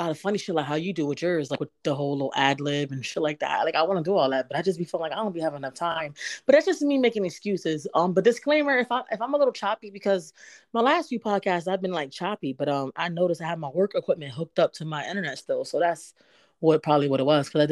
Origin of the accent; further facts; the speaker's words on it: Connecticut, United States; I'm also from the East Coast, and, you know, but I'm from Connecticut